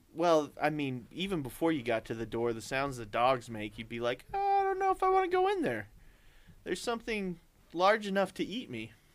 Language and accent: English; Idaho, United States; We're from Idaho